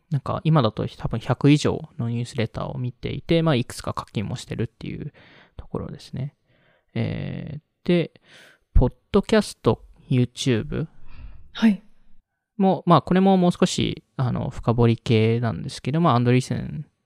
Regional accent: Japan; also born or lived in United States; 半分アメリカ育ち、半分日本育ちで、

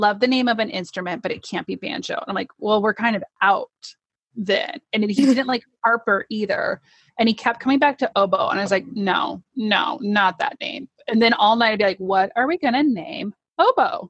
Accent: Aurora, Nebraska, United States; moved away; I grew up in Aurora, Nebraska

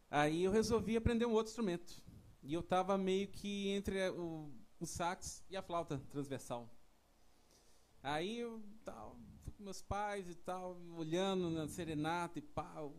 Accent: São Paulo, Brazil; Sou de lá de São Paulo.

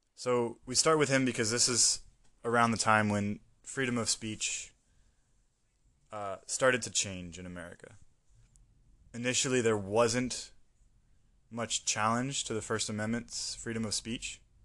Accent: United States; moved away; as an American, I was living in a American bubble for most of my life

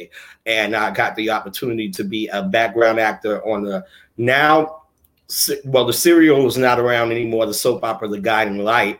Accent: New York City, New York, United States; also born or lived in Brooklyn / Bronx; I'm born and raised in New York City, originally born in Brooklyn, you know, of Harlem parents.

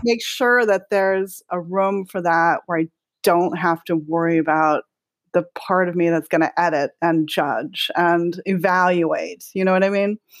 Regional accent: Hawaii, United States; now in Los Angeles, United States; growing up in Hawaii as a lot of inspiration for me

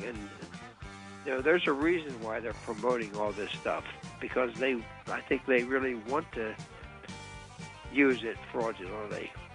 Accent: Pennsylvania, United States; right here in my home state of Pennsylvania

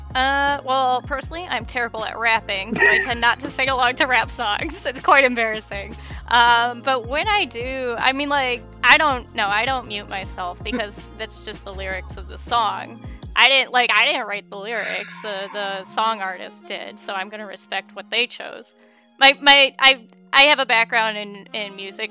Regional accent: United States; I grew up in America

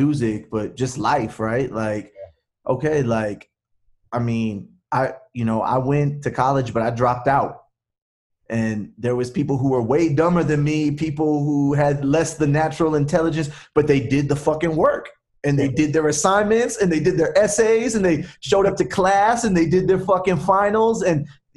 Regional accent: Los Angeles, California, United States; born or raised there; accent: California Chicano

